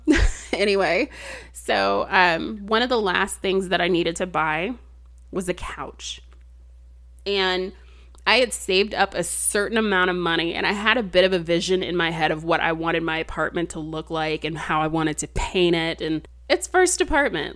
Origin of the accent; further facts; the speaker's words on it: Texas, United States; I'm, I'm from Texas.